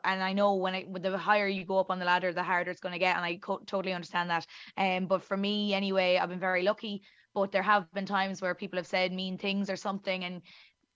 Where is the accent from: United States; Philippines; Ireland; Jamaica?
Ireland; the center of Ireland, Midlands; accent: very thick Irish; as you can tell by my very thick Irish accent, I am Irish, and I am from the center of Ireland, in the little town in the middle of it